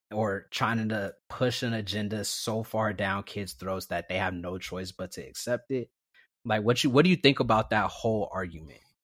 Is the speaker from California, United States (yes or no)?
yes; Vallejo, California, United States; also born or lived in Napa, California; growing up in the Bay Area, it was very diverse, especially in Vallejo